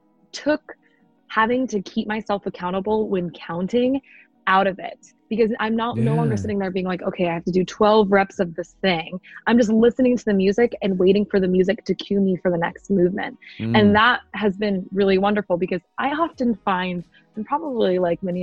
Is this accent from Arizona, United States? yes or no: yes; Arizona, United States; I wanted to stay in Arizona. That's where I'm from